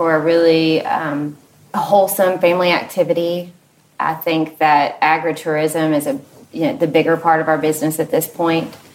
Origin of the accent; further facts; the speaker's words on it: Lexington, Kentucky, United States; I grew up in Lexington, so I've been here about 16 years